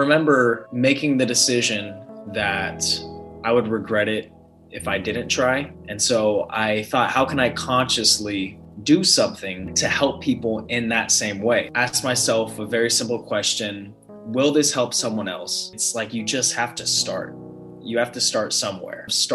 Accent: San Diego, California, United States; also born or lived in Los Angeles; born and raised in San Diego and moved up to LA for college

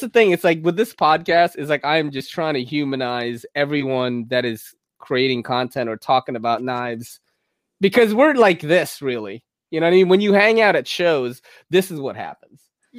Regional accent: New York City, New York, United States; born or raised there

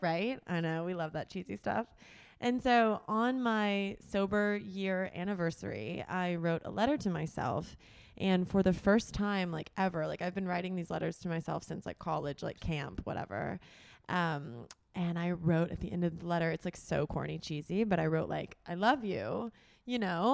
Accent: Tullahoma, Tennessee, United States; moved away; I'm from Tullahoma, Tennessee, which is a small town in Middle Tennessee

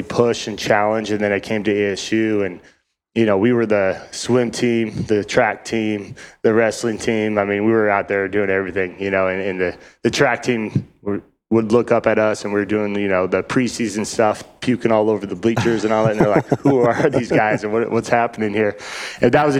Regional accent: Reno, Nevada, United States; also born or lived in Northern Idaho; now in Arizona, United States; I was born in Northern Idaho and my grandpa and dad and all them were kind of ranching up there. And we all moved to Reno, Nevada when I was real young

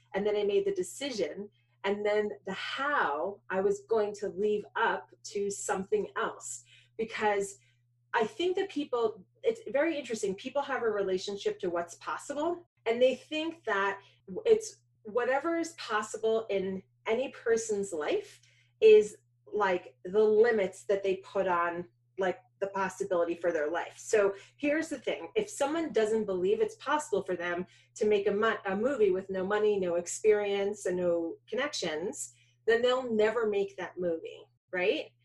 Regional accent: New York City, New York, United States; So I grew up in New York. I was born in Manhattan

